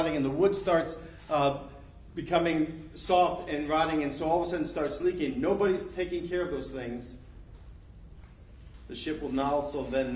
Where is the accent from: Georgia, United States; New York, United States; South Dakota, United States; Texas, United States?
New York, United States; also born or lived in Florida; now in Ohio, United States; I grew up in Long Island Sound. I moved to Florida. And then I moved to Ohio